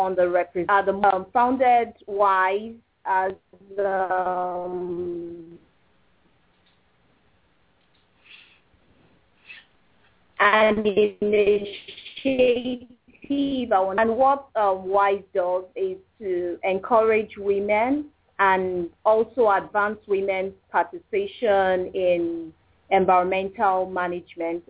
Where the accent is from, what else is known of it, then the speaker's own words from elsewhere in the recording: Kaduna State, Nigeria; I was born in Kaduna State, and I've lived a significant part of my life here